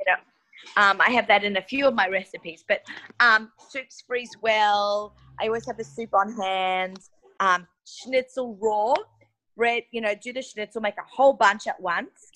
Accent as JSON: {"language": "English", "country": "Australia", "tie": "born or raised there", "moved": "yes", "said": "I grew up in Australia"}